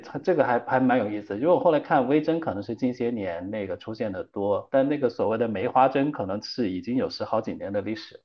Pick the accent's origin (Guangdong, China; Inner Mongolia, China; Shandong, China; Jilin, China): Guangdong, China; 我们广东，我是广东人